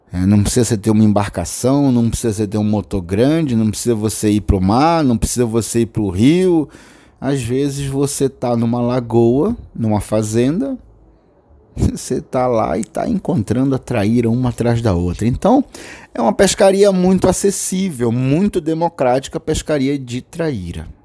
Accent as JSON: {"language": "Portuguese", "town": "Belém", "region": "Pará", "country": "Brazil", "tie": "born or raised there", "said": "Principalmente eu que moro na Amazônia, né? Nasci aqui em Belém do Pará e pesco com meu pai desde os 12 anos de idade acampando pela Amazônia."}